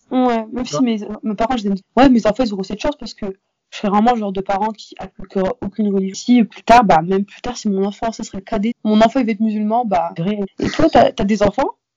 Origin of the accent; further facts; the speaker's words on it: near Lille, Hauts-de-France, France; j'habite autour de Lille, donc euh, j'étais vraiment dans une petite ville, le collège n'était pas hyper grand